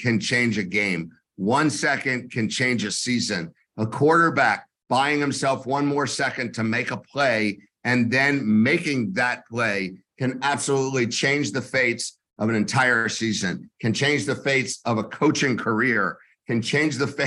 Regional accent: Tampa, Florida, United States; I am from Tampa, Florida.

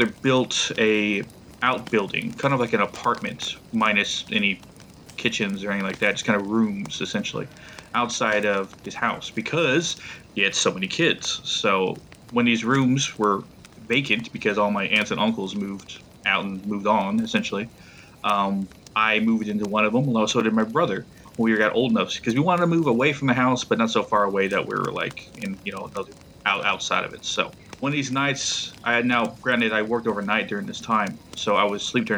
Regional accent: Blanco, Texas, United States; moved away as an adult; now in North Carolina, United States; the ranch I grew up on in Blanco, Texas

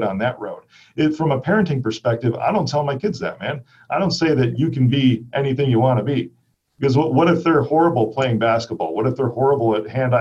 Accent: Chicago, Illinois, United States; I'm from Chicago

